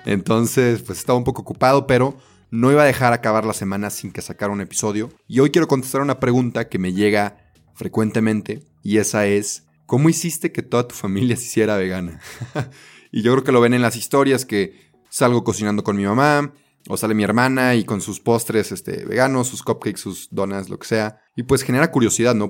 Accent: Mexico; also born or lived in Belgium; yo me fui a, a Bélgica a estudiar un año, me salí de México

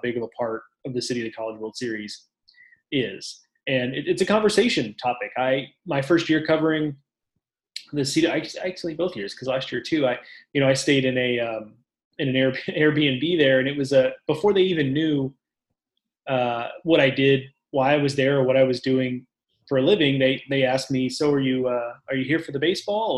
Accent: Houston, Texas, United States; I grew up in Houston

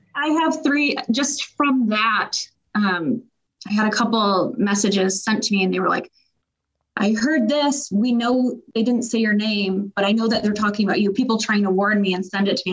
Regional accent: Grand Rapids, Michigan, United States; I grew up in Grand Rapids. My family's here

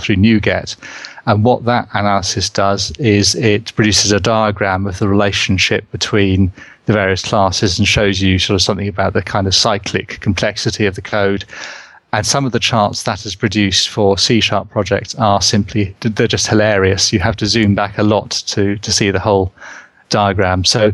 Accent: England, United Kingdom; accent: English; my English accent

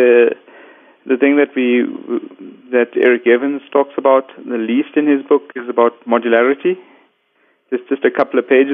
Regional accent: Cape Town, Western Cape, South Africa; I'm from Cape Town, sunny Cape Town at the tip of Africa

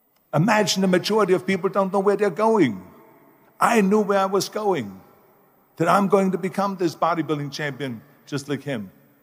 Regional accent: Austria; moved away as an adult; I was born in 1947 in Austria after the Second World War. And I didn't really like Austria when I grew up. I couldn't wait to get out of there.

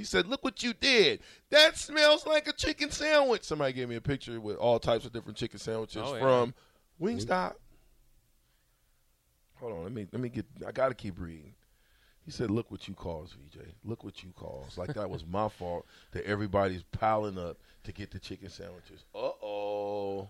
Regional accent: Omaha, Nebraska, United States; I'm from Omaha.

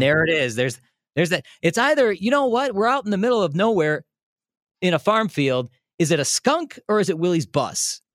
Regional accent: Des Plaines, Illinois, United States; now in Milwaukee, United States; I grew up in Des Plaines

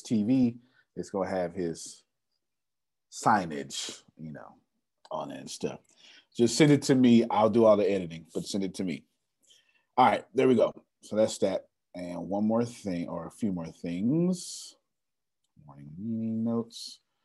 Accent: Galveston, Texas, United States; since I'm from Galveston

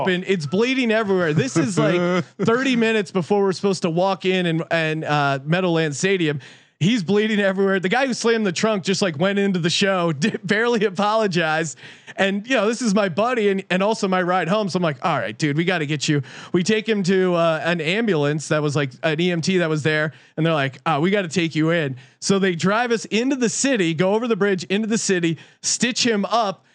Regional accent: East Coast, United States; moved away; when I was growing up on the East Coast

